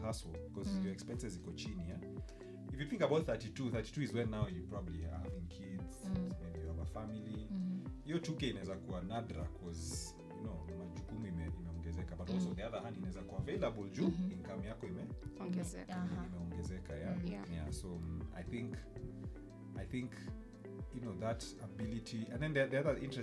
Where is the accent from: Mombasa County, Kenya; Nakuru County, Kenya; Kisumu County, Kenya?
Nakuru County, Kenya; Nakuru; moved away; I was at my hometown in Nakuru.